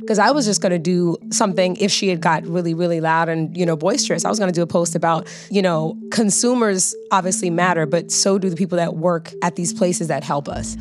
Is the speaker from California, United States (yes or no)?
yes; Los Angeles, California, United States; I'm an actress, singer, dancer, born and raised in Los Angeles, California